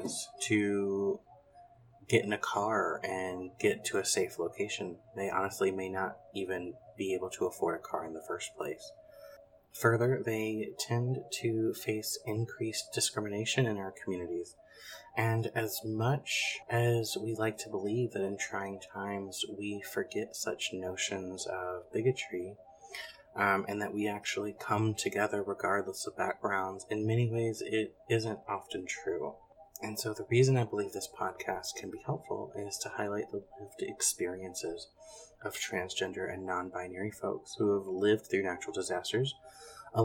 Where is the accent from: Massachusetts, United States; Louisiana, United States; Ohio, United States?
Louisiana, United States; central; moved away as an adult; also born or lived in North Carolina / Thibodaux, Louisiana / Virginia; I was born in North Carolina, but grew up in central Louisiana